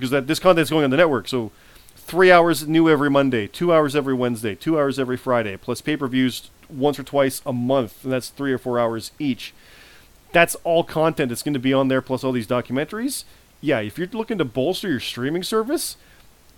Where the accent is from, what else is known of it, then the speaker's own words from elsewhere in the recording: Canada; I'm Canadian